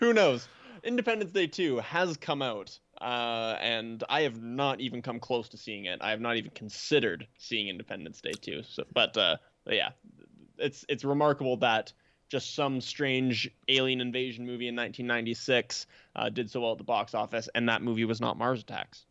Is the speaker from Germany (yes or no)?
no; Canada; we are Canadian